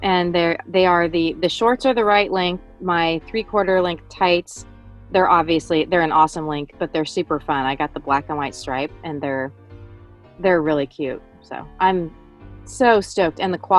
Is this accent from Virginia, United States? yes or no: no; Montana, United States; Well, I grew up in Northwest Montana here with my mom and dad and four brothers, about 3 hours south of where we live now in the Flathead Valley.